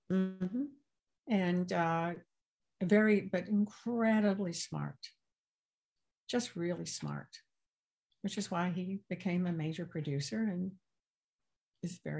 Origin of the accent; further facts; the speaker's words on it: the South, United States; accent: Southern; Yes, I did. Growing up in the South, yeah.